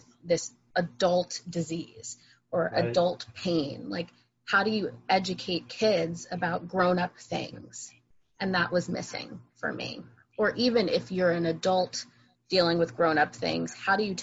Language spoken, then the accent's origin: English; New Jersey, United States; also born or lived in Boston; I'm from New Jersey.